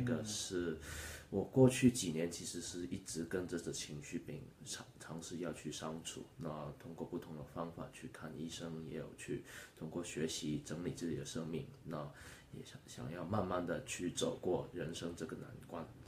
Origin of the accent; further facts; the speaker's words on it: Hong Kong; 那我今年二十六岁，我来自香港